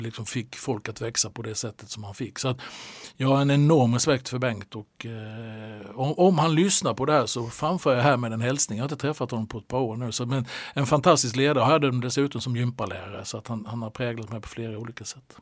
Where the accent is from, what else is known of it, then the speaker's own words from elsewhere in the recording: Halmstad, Halland County, Sweden; moved away as an adult; now in Norrköping, Sweden; Halmstad är ju hem för mig fortfarande